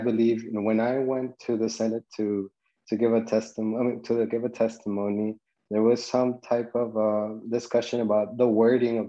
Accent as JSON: {"language": "English", "region": "New Jersey", "country": "United States", "tie": "born or raised there", "also_born_or_lived": "Mexico", "said": "I grew up in New Jersey, right? I came from Mexico when I was 7, and so I've been here for quite some time already, 23"}